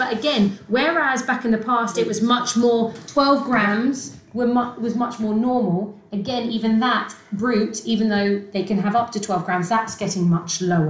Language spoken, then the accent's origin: English; United Kingdom; Well, we're all British.